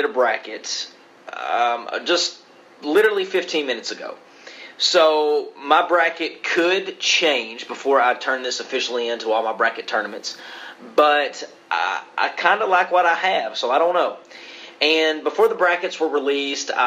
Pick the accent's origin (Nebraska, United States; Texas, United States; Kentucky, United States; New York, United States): Kentucky, United States; also born or lived in Virginia; was born in the state of Virginia and moved to Kentucky that next day from the hospital.